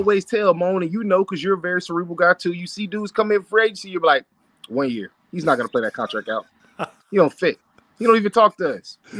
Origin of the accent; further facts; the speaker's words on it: Florida, United States; So Ramon, I'm from Polk County.